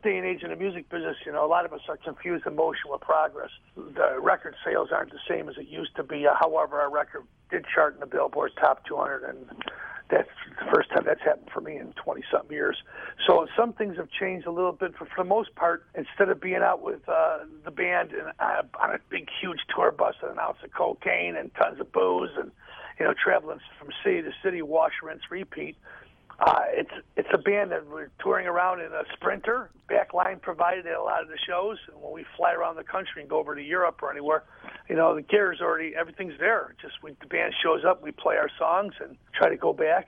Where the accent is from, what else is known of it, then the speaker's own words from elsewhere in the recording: Chicago, Illinois, United States; Being here in Chicago, it's even though it's my hometown